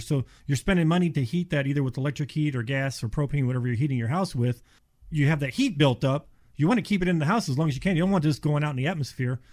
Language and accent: English; Cleveland, Ohio, United States; now in Florida, United States; I'm from Ohio, Cleveland area. Moved, oh my gosh, thirty-five years ago